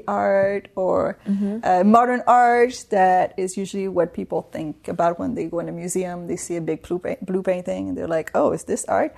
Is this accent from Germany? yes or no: no; Quebec City, Quebec, Canada; moved away as an adult; now in Toronto, Canada; I'm from Quebec City and I moved here for work 13 years ago